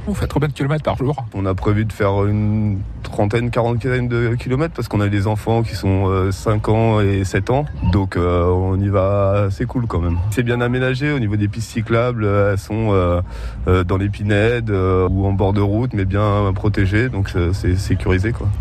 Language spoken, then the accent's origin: French; Grenoble, Auvergne-Rhône-Alpes, France; chez nous, ça change. nous, on est entouré de montagnes